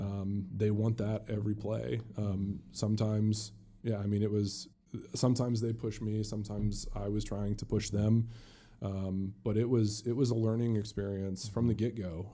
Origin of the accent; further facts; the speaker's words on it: South Bend, Indiana, United States; also born or lived in Louisville, Kentucky; I mentioned I was born in Kentucky. I moved to South Bend. My parents have a business in South Bend, and, and I grew up just, Notre Dame was the goal in my life